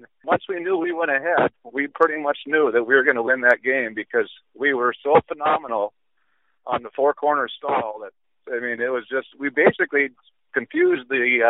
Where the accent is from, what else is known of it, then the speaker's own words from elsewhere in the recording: Epping, North Dakota, United States; I was born on June 3rd, 1960. Grew up on a farm outside of Epping, and I still reside there. I work in Wollaston, North Dakota.